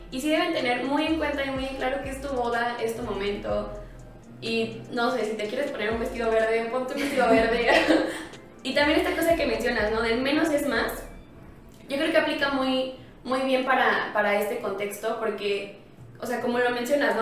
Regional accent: Querétaro, Mexico; soy queretana de corazón

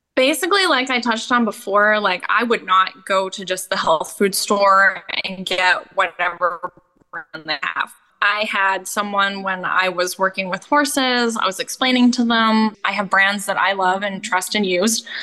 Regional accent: Canada; also born or lived in Australia; now in United States; I grew up in Canada.

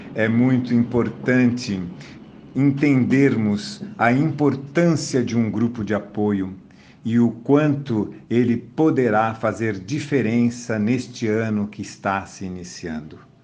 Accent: Brazil; aqui no Brasil, cada um dos brasileiros, já quando nasce, recebe um número chamado Cadastro de Pessoa Física, CPF. E isto nos identifica como brasileiros

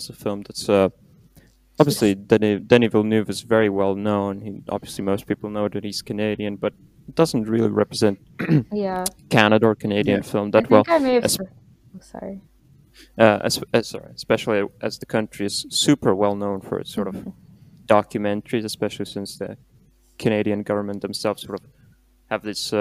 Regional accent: Lithuania; I'm from Lithuania

